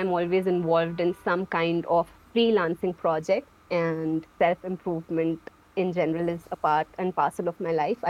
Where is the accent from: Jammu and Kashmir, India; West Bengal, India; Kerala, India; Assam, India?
Jammu and Kashmir, India; I am from Jammu Kashmir, India.